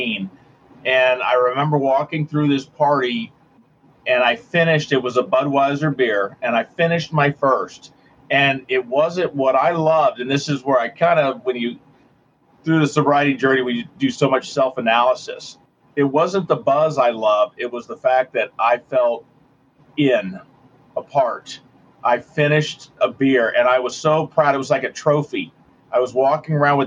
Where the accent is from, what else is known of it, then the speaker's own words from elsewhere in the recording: California, United States; moved away as an adult; now in Cincinnati, United States; I grew up on the West Coast in California, but came out for college to Cincinnati, Ohio